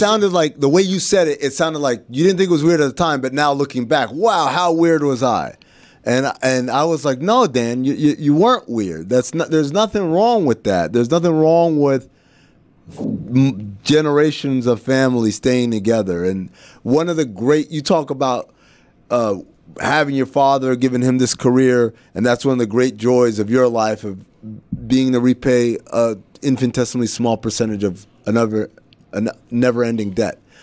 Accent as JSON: {"language": "English", "country": "Sudan", "tie": "born or raised there", "moved": "yes", "lives_now": "United States", "said": "growing up in Sudan and being called, uh, Khawaja, which means foreigner"}